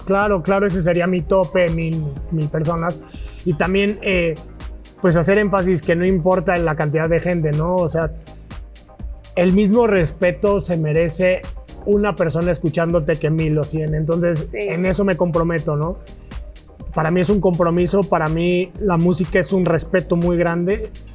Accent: Querétaro, Mexico; Yo soy queretano

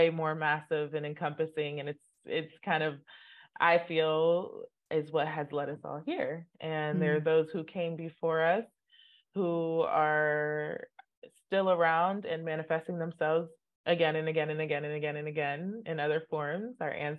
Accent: Nigeria; Both my parents are Catholic. Mm. So I grew up in the Catholic Church, and which is very common in Nigeria. It's a very dominant religion in Nigeria.

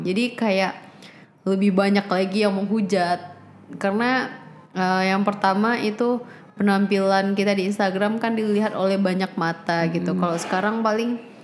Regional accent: outside Padang, presumably in West Sumatra, Indonesia; sampai SMA itu di kampung, yang keluar itu ke Padang cuma kuliah pas hmm. 2016.

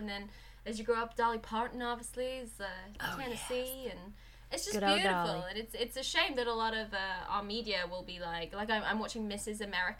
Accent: East of England, United Kingdom; There's no real reason for me to talk posh, because I'm from Suffolk and we should sort of sound very sort of farmery, like right bar, have you got a light boy? That's where I come from. There's a real sort of Suffolk accent that I don't have

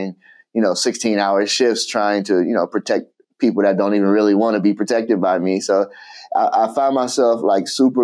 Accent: Chicago, Illinois, United States; I grew up in Chicago

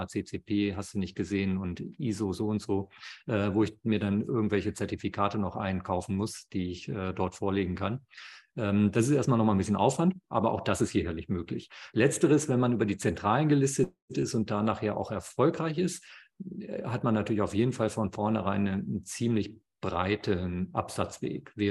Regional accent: Germany; hier bei uns in Deutschland

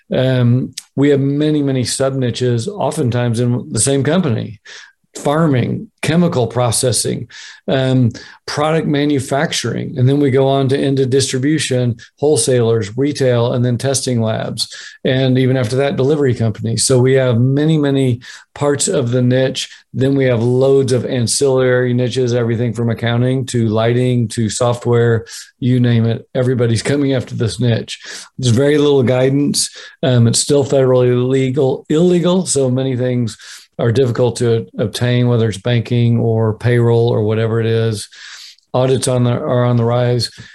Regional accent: Oklahoma, United States; my home state of Oklahoma

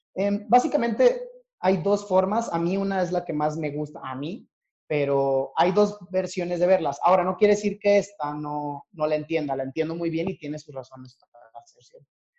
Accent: Torreón, Coahuila, Mexico; moved away as an adult; now in Mexico City, Mexico; yo soy originario de Torreón, Coahuila

